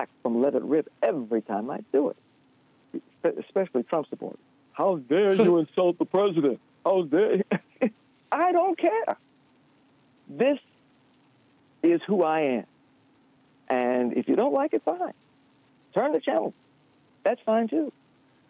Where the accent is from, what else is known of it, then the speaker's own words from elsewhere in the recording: Baton Rouge, Louisiana, United States; now in Detroit, United States; growing up in Baton Rouge, I was born in 1954